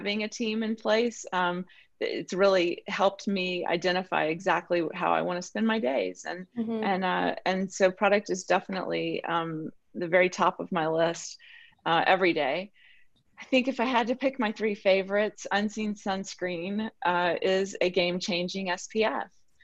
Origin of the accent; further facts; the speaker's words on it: the South, United States; I'm from the South